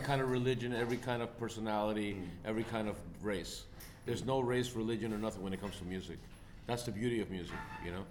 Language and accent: English; United States; I'm proud to be an American